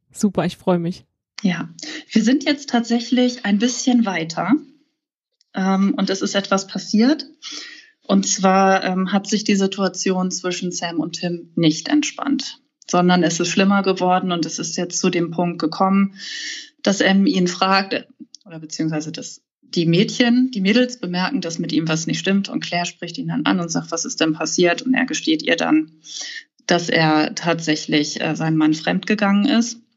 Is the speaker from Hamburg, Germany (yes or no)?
yes; Hamburg, Germany; mein Buch spielt in meiner Heimatstadt Hamburg. Das ist einfach, einmal finde ich meine Heimatstadt natürlich wunderschön